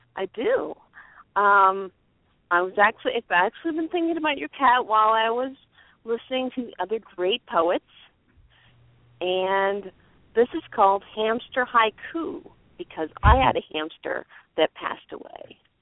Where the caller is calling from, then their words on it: Maine, United States; I am calling from Maine